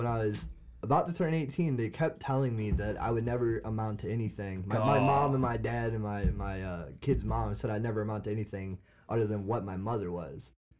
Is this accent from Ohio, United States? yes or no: yes; Cleveland, Ohio, United States; I'm 28. I'm from Cleveland. I got four kids.